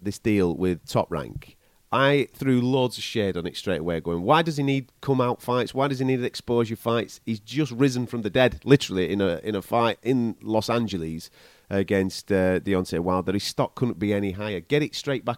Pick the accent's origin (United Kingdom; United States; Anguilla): United Kingdom; England; from England